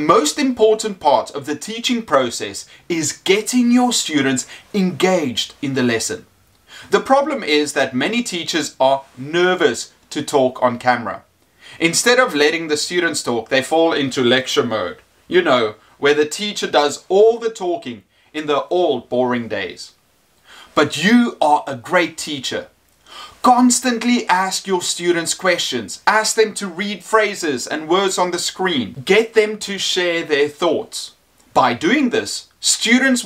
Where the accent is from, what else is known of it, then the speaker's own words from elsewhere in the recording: South Africa; I am an English teacher from South Africa.